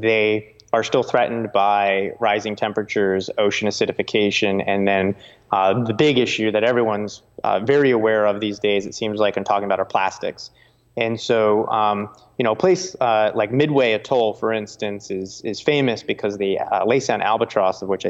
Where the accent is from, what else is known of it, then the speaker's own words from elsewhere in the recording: New Jersey, United States; I grew up in New Jersey